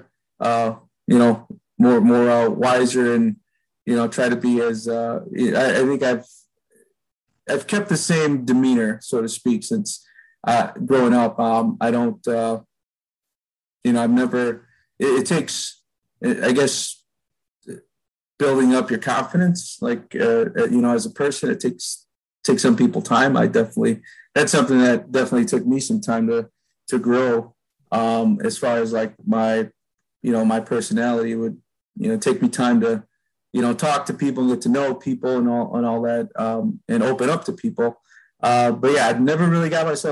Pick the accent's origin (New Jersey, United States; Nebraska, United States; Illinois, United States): Illinois, United States; Chicago; I grew up in Albany Park, which is not too far from the ballpark